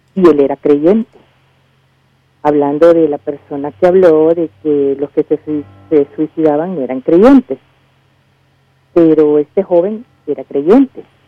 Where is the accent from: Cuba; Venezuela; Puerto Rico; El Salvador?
El Salvador; now in Colombia; soy una salvadoreña que vive acá en Colombia